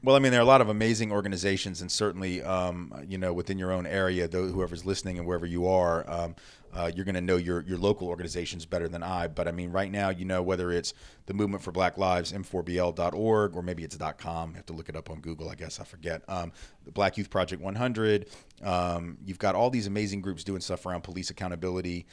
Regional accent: Nashville, Tennessee, United States; I'm Jewish and I grew up in the South. So I guess, like, there were certainly times that I was mistreated, um, being Jewish in a place like Nashville, Tennessee

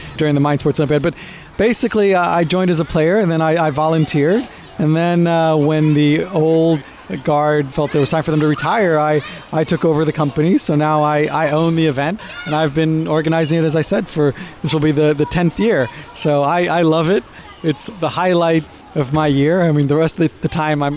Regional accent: United States; accent: American; also born or lived in Israel; now in United Kingdom; Way before I moved here, as you can tell by my accent, I'm American, Israeli-American.

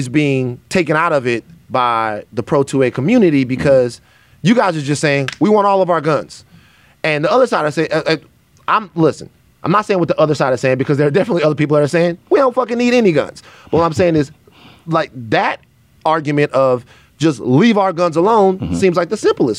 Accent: South Louisiana, United States; I'm from South Louisiana

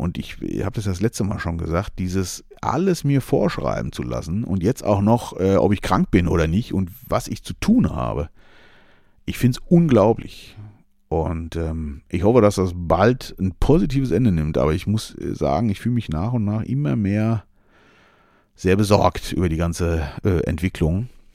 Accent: Germany; ich bin ja hier in Deutschland sehr äh, geboren und lebe hier sehr gerne

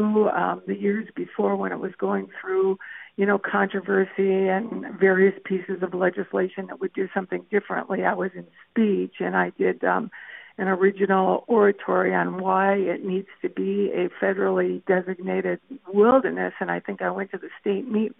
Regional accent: Tower, Minnesota, United States; I grew up in Tower

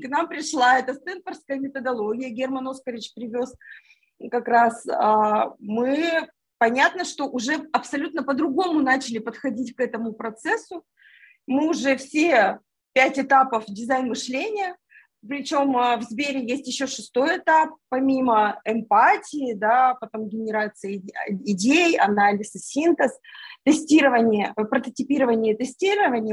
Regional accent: Yekaterinburg, Sverdlovsk Oblast, Russia; moved away as an adult; now in Moscow, Russia; Я сама из Екатеринбурга

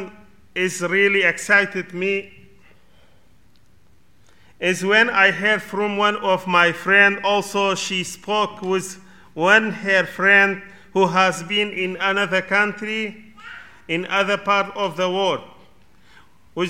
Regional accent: Kurdistan Region, Iraq; English is a second language; now in United Kingdom; I am from Kurdistan of Iraq

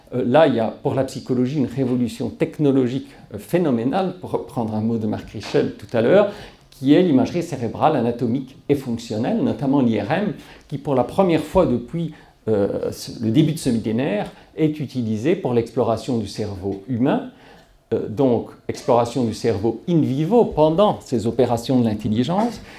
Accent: Belgium; moved away as an adult; C'est mon pays natal

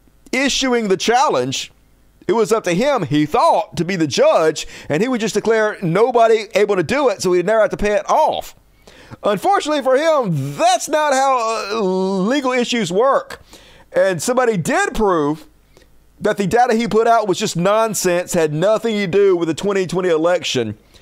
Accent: the South, United States; accent: southern; my southern accent

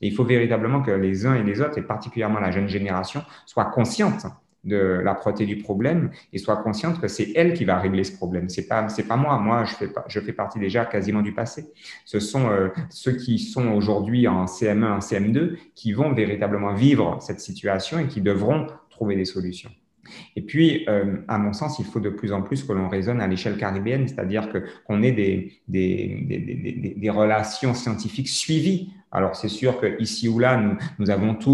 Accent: French Antilles, France; Moi, je suis totalement, totalement fier d'être français, mais je suis français caribéen. Je suis un français et je suis caribéen. Je suis un antillais convaincu, mais euh, de nationalité française.

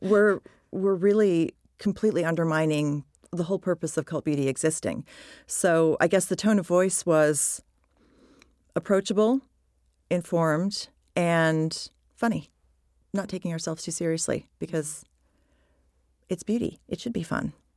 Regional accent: United States; moved away as an adult; also born or lived in United Kingdom; I'm American and I had been in the U K for over a decade

